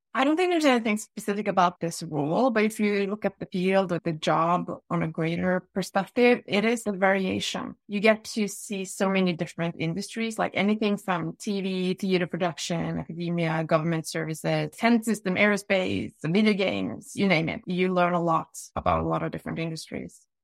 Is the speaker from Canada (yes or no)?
no; Norway; I was born in Ofa, in Norway. I grew up in the suburbs by the ocean